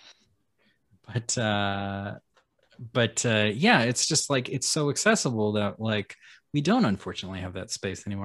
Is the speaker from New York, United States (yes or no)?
no; Alaska, United States; moved away; I grew up in Alaska